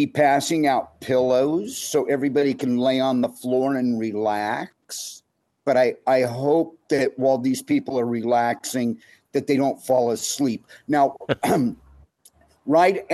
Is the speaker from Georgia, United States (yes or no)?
no; Hermosa Beach, California, United States; We grew up in Hermosa Beach, where we're surrounded by surfers and skaters